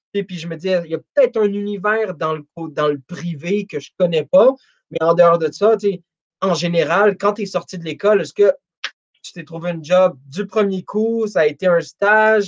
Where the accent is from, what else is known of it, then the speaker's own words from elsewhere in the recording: Montreal, Quebec, Canada; je suis de Montréal